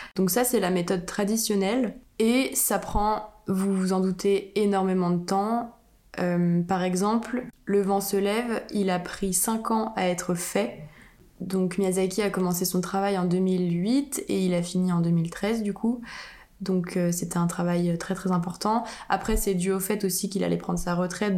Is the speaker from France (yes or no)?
yes; France; en tant que française